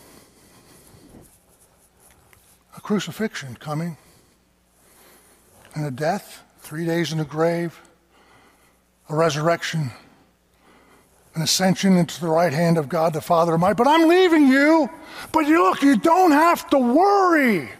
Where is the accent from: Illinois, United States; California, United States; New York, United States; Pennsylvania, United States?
Pennsylvania, United States; Lebanon County; I'm from Lebanon County